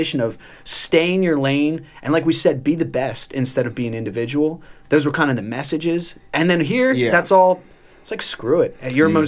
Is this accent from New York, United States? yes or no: no; Pennsylvania, United States; also born or lived in Baltimore, Maryland; I was educated all in Pennsylvania through college